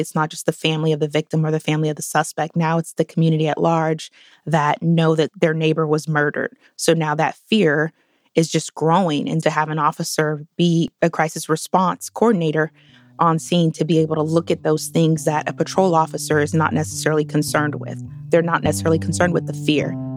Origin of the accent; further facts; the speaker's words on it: Portland, Oregon, United States; I grew up in Northeast Portland in the early nineties